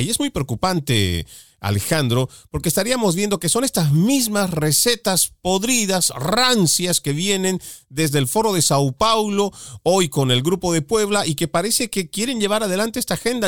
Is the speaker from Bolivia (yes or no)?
yes; Bolivia; mi país, en Bolivia